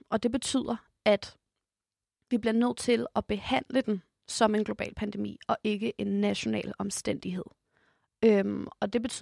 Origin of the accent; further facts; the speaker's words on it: Ethiopia; now in Denmark; Vi er i Danmark, en af de toprigeste lande i hele verden. Øhm, men personligt så kommer jeg jo faktisk også fra Etiopien, som er en af de fattigste lande i hele verden.